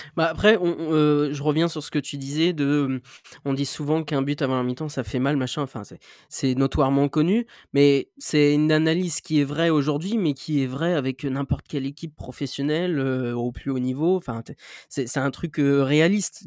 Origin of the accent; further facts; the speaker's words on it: Normandy, France; je suis normand